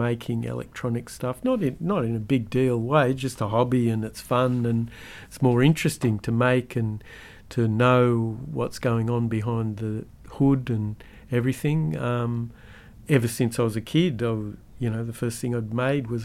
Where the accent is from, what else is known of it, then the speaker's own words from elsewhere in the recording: Australia; as a Aussie kid